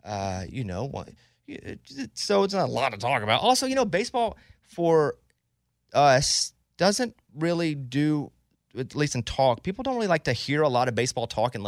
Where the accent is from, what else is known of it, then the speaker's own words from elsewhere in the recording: Arkansas, United States; I am from Central Arkansas.